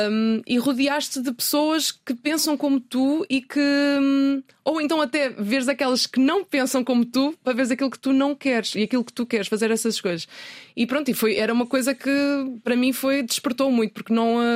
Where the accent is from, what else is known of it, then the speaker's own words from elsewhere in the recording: Ponte da Barca, Viana do Castelo, Portugal; accent: Minho accent; now in Lisbon, Portugal; o que é que eu tenho de ponta barca em mim? O sotaque que vou perdendo depois de 15 dias